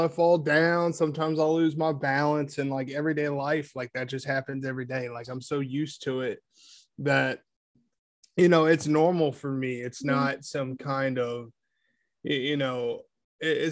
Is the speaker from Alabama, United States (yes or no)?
no; Ohio, United States; Grew up on a farm in a small town in Ohio